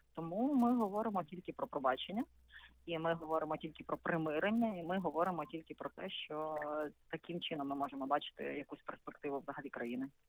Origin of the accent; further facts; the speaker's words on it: Lutsk, Volyn Oblast, Ukraine; Так, звичайно, я народилася в Луцьку. Більше того, моя родина по маминій лінії вони е, всі тут і проживали.